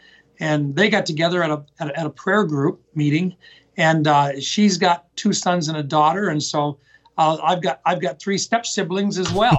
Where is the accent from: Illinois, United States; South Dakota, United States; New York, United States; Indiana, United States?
South Dakota, United States; Pierre; also born or lived in Huron, South Dakota; I was born in Huron. Okay. But we moved to Pierre when I was like 3 years old